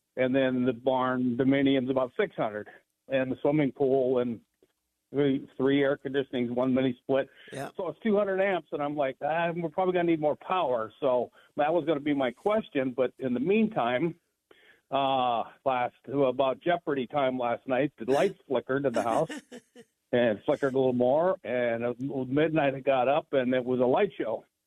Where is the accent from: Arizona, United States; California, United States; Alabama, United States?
Arizona, United States; Scottsdale; born and raised in Scottsdale, lived here all 70 years of my life